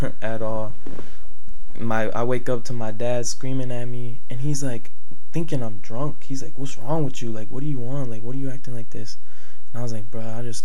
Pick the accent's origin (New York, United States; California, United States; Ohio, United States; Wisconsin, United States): Ohio, United States; Richmond Heights; also born or lived in Westlake, Ohio; I grew up in Richmond Heights